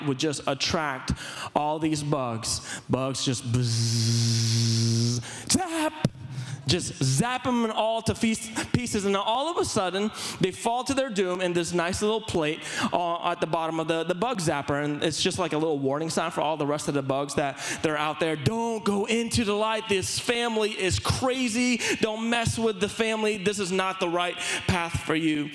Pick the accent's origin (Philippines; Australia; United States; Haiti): Philippines; growing up in the Philippines